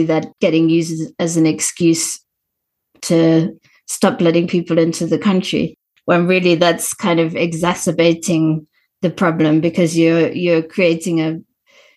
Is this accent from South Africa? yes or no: yes; South Africa; as a South African who's experienced apartheid conditions